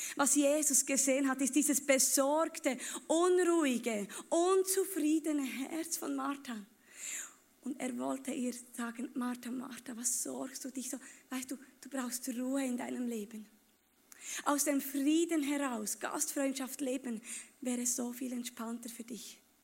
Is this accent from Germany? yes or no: no; Bern, Switzerland; Ich komme aus Bern